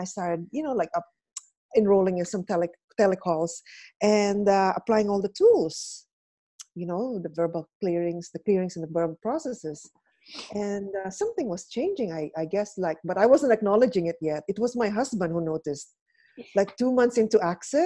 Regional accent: Fort Saskatchewan, Alberta, Canada; moved away as an adult; also born or lived in Philippines / Calgary / Japan; now in Lebanon; I was born in the Philippines. I'm Filipino. And okay. We immigrated to Canada when I was, you know, young.

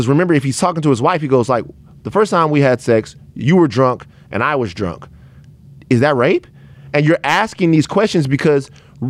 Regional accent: Baton Rouge, Louisiana, United States; I'm from Baton Rouge, Louisiana

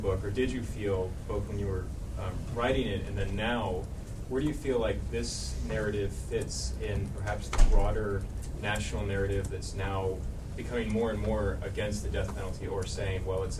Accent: Texas, United States; also born or lived in Ohio; now in Cambridge, United States; I'm from Texas

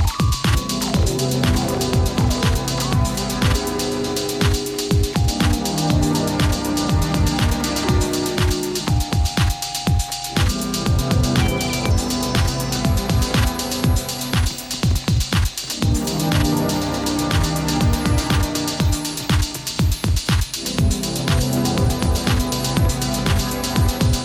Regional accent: Gaeta, Lazio, Italy; my hometown, Gaeta, in Italy, by the sea

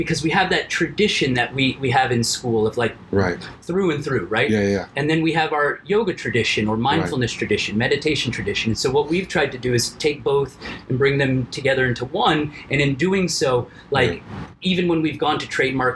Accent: Miami, Florida, United States; I'm from Miami

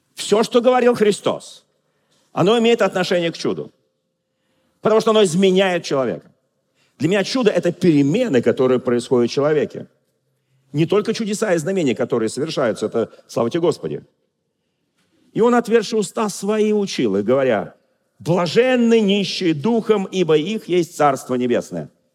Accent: Moscow, Russia; Я москвич, но я просто говорю швидко

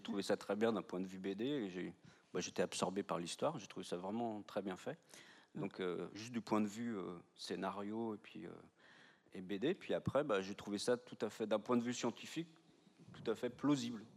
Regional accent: Brittany, France; now in Nantes, France; je suis de Morbihan

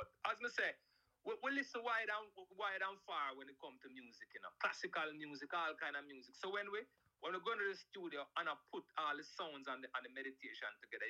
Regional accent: Jamaica; we come from Jamaica

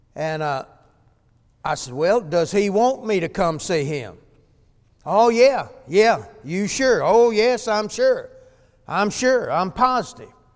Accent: El Dorado, Arkansas, United States; I grew up here in El Dorado

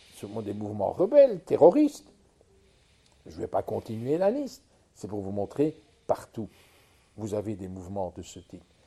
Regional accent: Charleroi, Wallonia, Belgium; je viens du pays de Charleroi où j'étais gosse

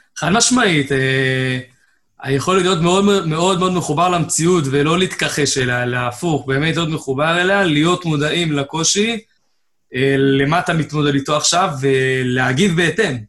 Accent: Haifa, Haifa District, Israel; במקור מחיפה, גדלתי בחיפה

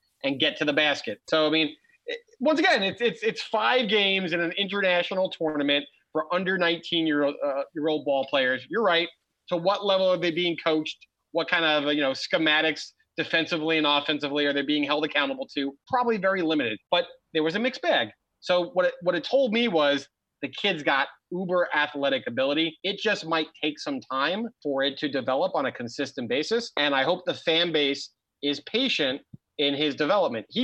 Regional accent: Marlboro, New Jersey, United States; I'm from the Shore Conference area in Marlboro, and we used to drive down to Belmar to watch these games

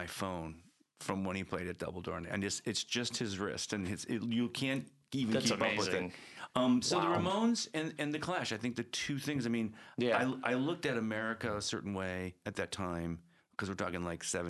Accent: Evergreen Park, Illinois, United States; I'm from Evergreen Park, Beverly.

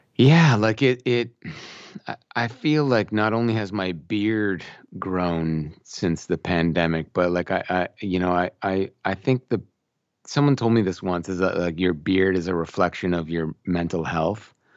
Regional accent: Brampton, Ontario, Canada; moved away as an adult; now in Oakville, Canada; I grew up in this town called Brampton

